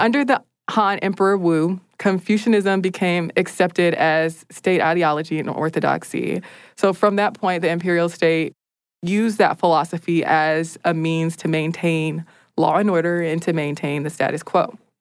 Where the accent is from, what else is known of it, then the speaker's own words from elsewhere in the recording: United States; as an American